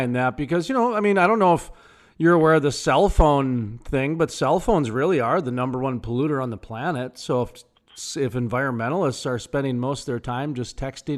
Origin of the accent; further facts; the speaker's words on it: North Dakota, United States; I'm from North Dakota, where we've got, I think, the cleanest air in the nation, and 70 to 90% of our state's powered by coal.